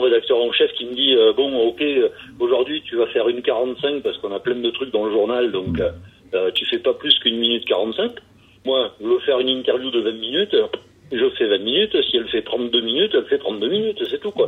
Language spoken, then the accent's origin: French; France; also born or lived in Carcassonne; moi je suis un petit Français qui fait mes vidéos dans mon garage à Carcassonne